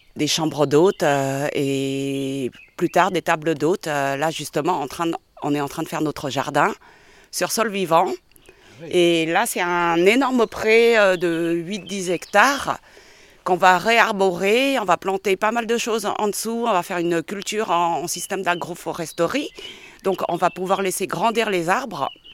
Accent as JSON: {"language": "French", "town": "Paris", "region": "Île-de-France", "country": "France", "tie": "born or raised there", "also_born_or_lived": "Cambodia / Thailand", "moved": "as an adult", "lives_now": "Dordogne, France", "said": "je suis née au Cambodge et j'ai grandi à Paris"}